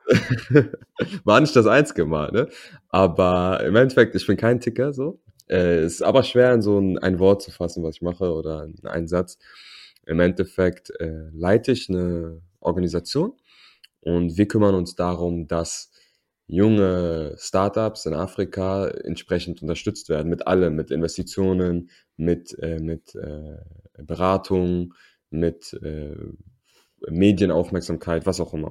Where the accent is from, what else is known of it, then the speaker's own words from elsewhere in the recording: Berlin, Germany; first language German; wir sind in Berlin groß geworden